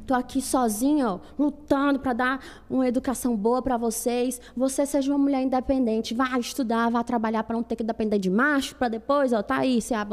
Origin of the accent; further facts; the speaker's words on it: Fortaleza, Ceará, Brazil; Fortaleza? é? Eu sou do Benficers.